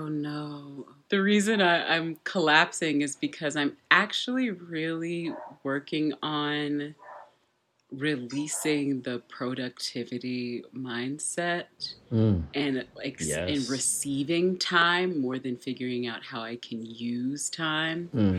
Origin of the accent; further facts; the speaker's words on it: Texas, United States; I'm from Texas, but all my family started in Louisiana.